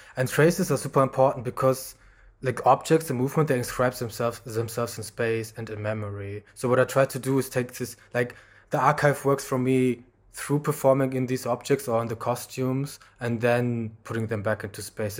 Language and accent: English; Germany; I grew up in Germany